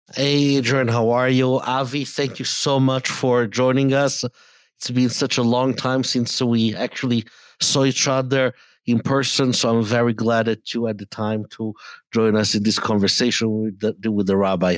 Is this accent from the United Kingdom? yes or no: no; Italy; I grew up in Italy in, um, in an environment that was anti Semitic